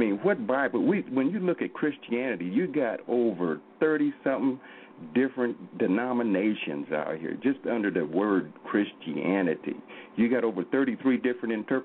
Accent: Oklahoma, United States; I'm from Oklahoma here.

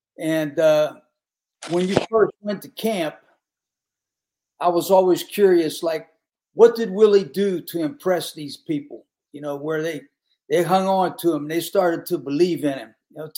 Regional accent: Pittsburgh, Pennsylvania, United States; moved away; I grew up in the Pittsburgh area

